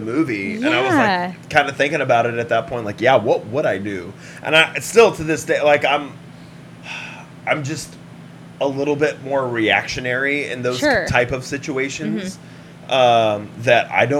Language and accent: English; Australia; I'm from Australia.